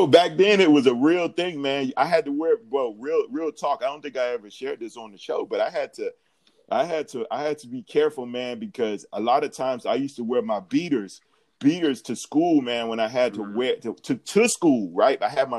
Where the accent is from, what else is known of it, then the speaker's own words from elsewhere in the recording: Atlanta, Georgia, United States; I grew up in the South, man. Grew up in the A, man.